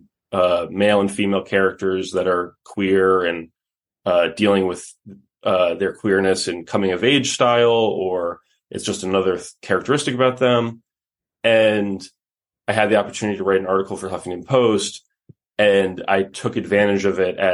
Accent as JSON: {"language": "English", "town": "New York City", "region": "New York", "country": "United States", "tie": "born or raised there", "moved": "as an adult", "lives_now": "Los Angeles, United States", "said": "I grew up in New York City, and I now live out here in Los Angeles"}